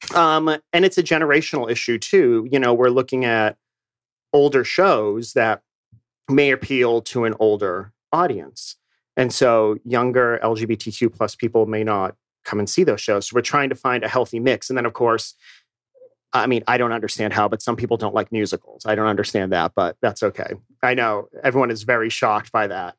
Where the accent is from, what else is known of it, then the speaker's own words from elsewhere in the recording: Boston, Massachusetts, United States; moved away as an adult; also born or lived in New York / Chicago; now in Atlanta, United States; I grew up in Boston, so I'm from New England